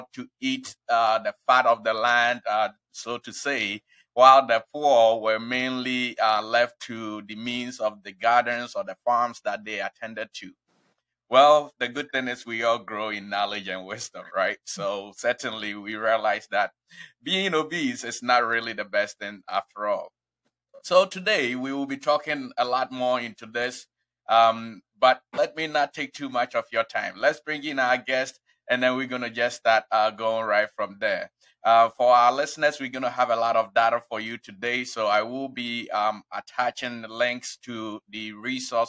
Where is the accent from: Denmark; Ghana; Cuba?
Ghana; now in Springfield, United States; I was born in Ghana